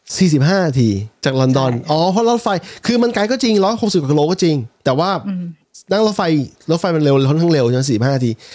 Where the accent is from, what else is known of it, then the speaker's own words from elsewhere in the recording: Thailand; พวกเราคนไทย